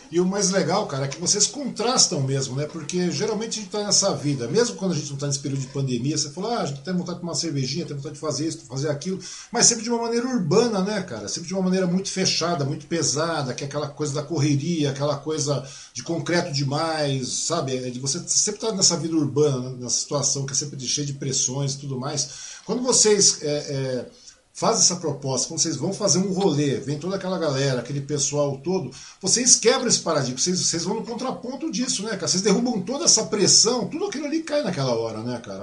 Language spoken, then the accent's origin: Portuguese; Biritiba Ussu, São Paulo, Brazil; Minha mãe morava lá em Biritibuçu, eu nasci lá em Biritibuçu